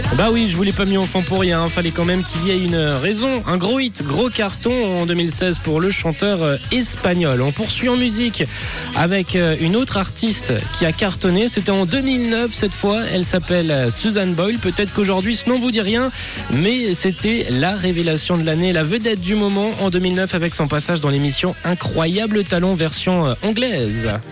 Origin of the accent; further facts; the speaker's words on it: Valais, Switzerland; Je suis valaisan